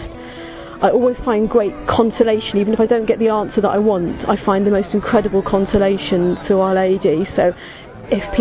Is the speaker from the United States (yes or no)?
no; Malvern, West Midlands, United Kingdom; I come from Malvern in the Diocese of Birmingham